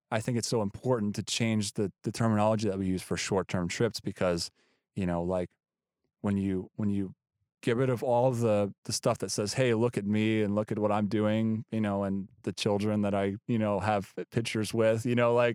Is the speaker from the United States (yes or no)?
yes; United States; I'm just this American guy that's it's cool that I'm there because I'm American.